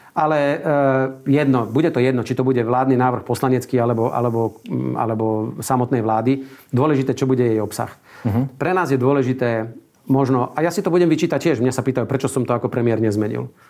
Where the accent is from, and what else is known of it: Slovakia